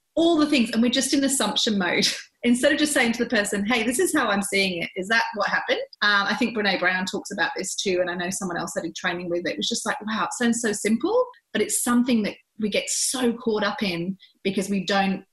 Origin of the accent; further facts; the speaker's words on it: England, United Kingdom; now in Australia; growing up in England